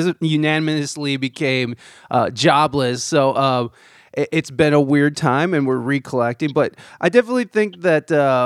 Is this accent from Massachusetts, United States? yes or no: no; Ohio, United States; moved away as an adult; also born or lived in San Diego, California; I'm from Ohio, and that's where I'm currently at. But I spent the last, I moved back here about 2 years ago. But I spent the last about 13 years out in San Diego, California